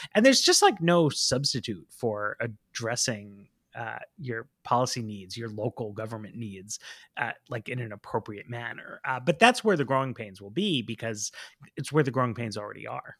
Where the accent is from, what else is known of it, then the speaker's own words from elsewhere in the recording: New York, United States; now in Washington, D.C., United States; I grew up in New York. I live in D C.